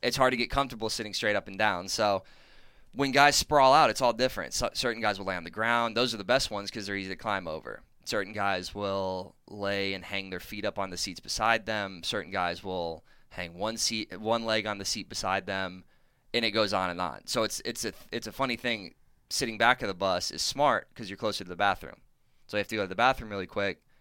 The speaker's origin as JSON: {"language": "English", "town": "Weaverville", "region": "North Carolina", "country": "United States", "tie": "born or raised there", "also_born_or_lived": "Southern California", "moved": "as an adult", "lives_now": "Texas, United States", "said": "growing up near Asheville, North Carolina"}